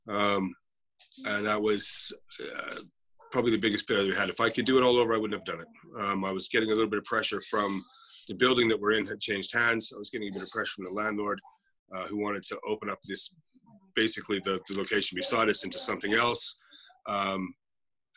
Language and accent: English; Canada; moved away as an adult; also born or lived in London, England; now in Canary Islands, Spain; I'm Canadian by birth. My entire family is English, so I hold a British passport